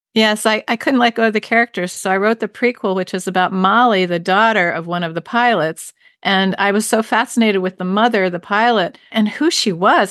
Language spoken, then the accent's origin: English; Baltimore, Maryland, United States; now in New Hampshire, United States; I grew up in Baltimore, which is known for its seafood and crabs especially